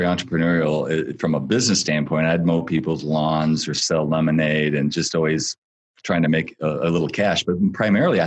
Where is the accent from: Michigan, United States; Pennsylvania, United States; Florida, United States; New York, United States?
Michigan, United States; Battle Creek; I grew up in Battle Creek, so we're Michiganders